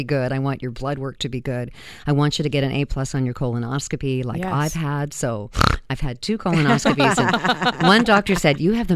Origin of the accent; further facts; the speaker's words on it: Vancouver, British Columbia, Canada; moved away as an adult; now in Toronto, Canada; I was born in Vancouver, but I've been living in Toronto for like 30 years